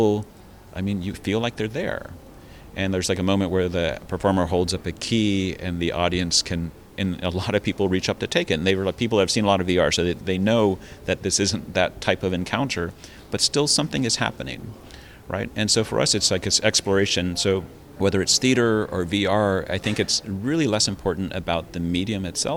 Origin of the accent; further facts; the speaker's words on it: United States; moved away as an adult; also born or lived in Taiwan; I'm an American